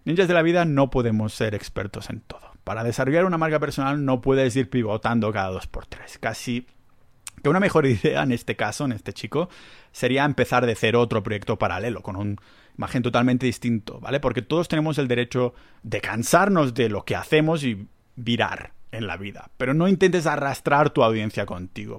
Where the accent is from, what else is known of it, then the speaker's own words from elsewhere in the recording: Catalonia, Spain; accent: Catalan; Yo tengo un acento catalán